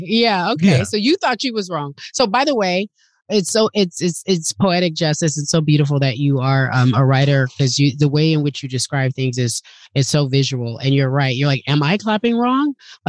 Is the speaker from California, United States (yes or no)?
yes; Southern California, United States; I grew up in California. Racism was at the time very hidden in Southern California.